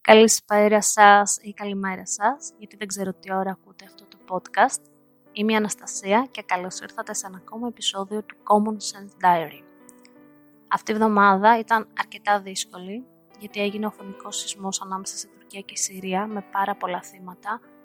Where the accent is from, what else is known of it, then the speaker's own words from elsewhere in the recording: Varda, Western Greece, Greece; moved away as an adult; now in United States; επικοινωνώ με την παρέα μου κάτω στη Βάρδα, στο χωριό μου, συνεχώς.